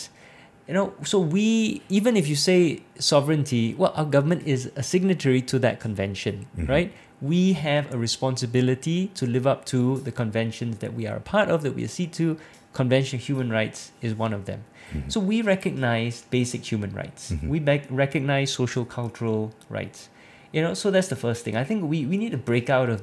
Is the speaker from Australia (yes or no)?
no; Singapore